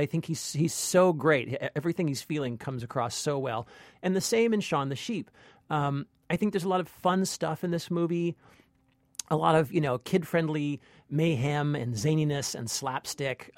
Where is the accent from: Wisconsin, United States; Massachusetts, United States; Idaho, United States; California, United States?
California, United States; now in New York, United States; I'm an American. I'm from California. I live in New York